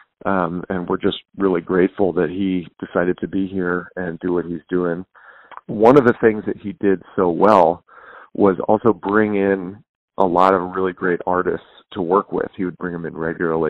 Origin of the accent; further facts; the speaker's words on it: Topeka, Kansas, United States; moved away as an adult; also born or lived in New York; now in Kansas City, United States; growing up in Topeka was cool